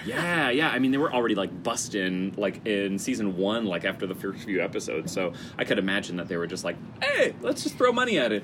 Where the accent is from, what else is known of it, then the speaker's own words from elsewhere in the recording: Chicago, Illinois, United States; moved away; I'm from Chicago